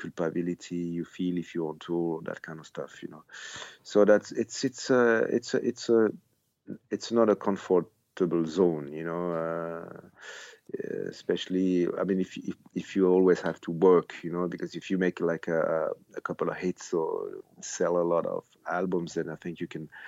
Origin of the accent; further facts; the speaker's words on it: Switzerland; I grew up here in Switzerland where nobody believed in Swiss bands at the time